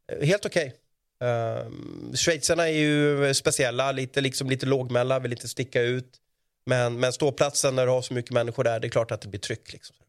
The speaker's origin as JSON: {"language": "Swedish", "country": "Sweden"}